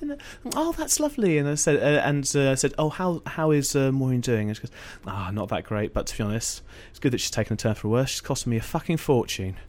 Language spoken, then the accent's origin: English; Essex, East of England, United Kingdom; I grew up in Essex.